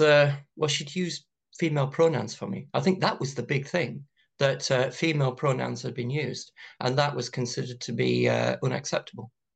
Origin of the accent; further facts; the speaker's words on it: County Durham, North East England, United Kingdom; growing up in County Durham in the nineteen eighties